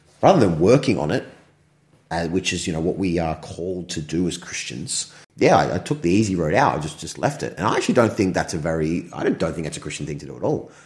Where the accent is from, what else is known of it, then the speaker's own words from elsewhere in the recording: Australia; I'm Australian, Australian descent, but there's some European way back there